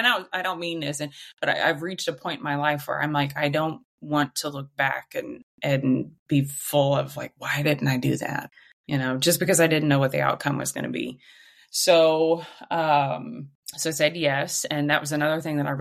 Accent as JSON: {"language": "English", "region": "Southwest Missouri", "country": "United States", "tie": "born or raised there", "said": "I grew up in Southwest Missouri, very, very rural town, very rural"}